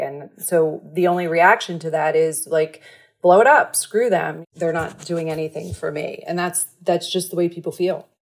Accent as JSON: {"language": "English", "town": "Levittown", "region": "Pennsylvania", "country": "United States", "moved": "yes", "said": "I'm from Levittown, Pennsylvania, outside, a suburb of Philly"}